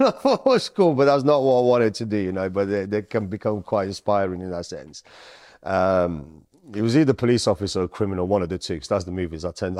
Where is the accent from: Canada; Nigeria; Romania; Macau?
Romania; also born or lived in Sicily, Italy; So I was born in Sicily. Then as time went on, my mum was Sicilian. My dad is Romanian. So I went from Sicily, I went into Romania.